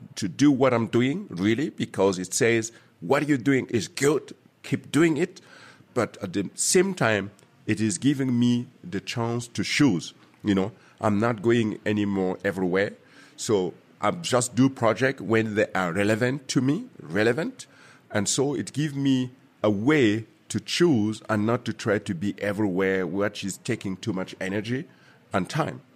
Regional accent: Burkina Faso; moved away; also born or lived in Germany; my home country, Burkina Faso

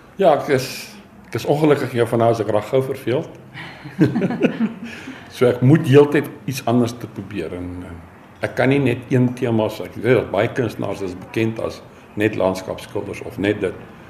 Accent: Germiston, Gauteng, South Africa; moved away as an adult; also born or lived in Springs / KwaZulu-Natal; now in Pretoria, South Africa; ek het groot geword in Germiston, Primrose

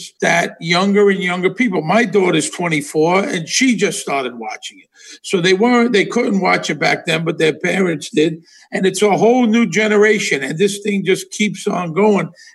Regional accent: New York City, New York, United States; moved away as an adult; also born or lived in Las Vegas; I grew up in Brooklyn

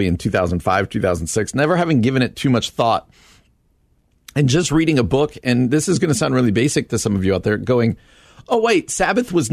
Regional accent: East Coast, United States; I grew up on the East Coast.

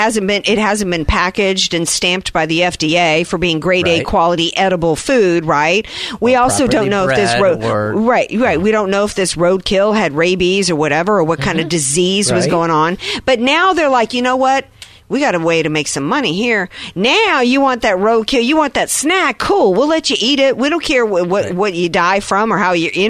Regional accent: the South, United States; now in San Diego, United States; I grew up in the South

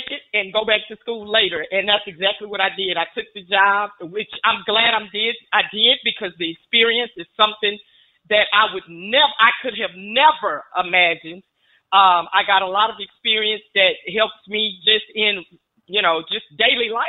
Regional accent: Fort Worth, Texas, United States; here in my hometown in Fort Worth, Texas

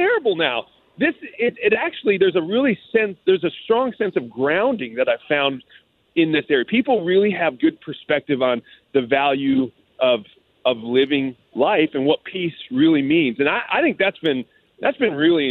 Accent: United States; as an American

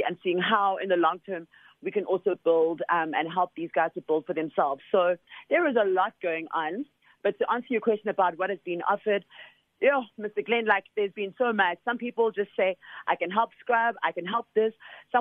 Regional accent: Soweto, Gauteng, South Africa; I'm a child from originally from Soweto

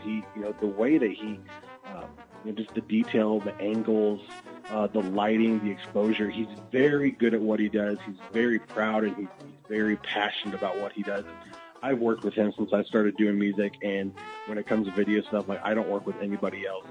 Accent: Athens, Illinois, United States; moved away as an adult; now in Springfield, United States; I grew up in Athens, you know, just 20 minutes uh, just north of here

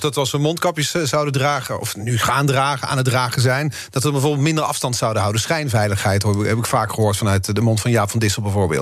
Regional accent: Netherlands; als Nederlanders

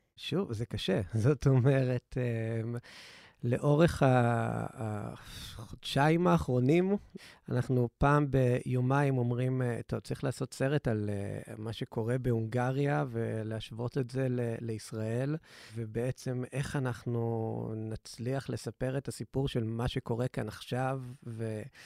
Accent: Israel

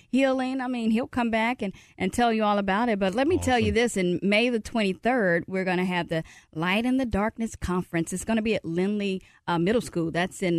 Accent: Mississippi, United States; I'm from Mississippi.

